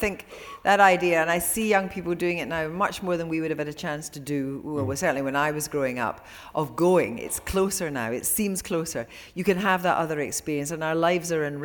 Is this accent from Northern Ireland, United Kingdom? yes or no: no; Ayr, Scotland, United Kingdom; I went to school with Italian-Scottish girls when I was at school in Ayr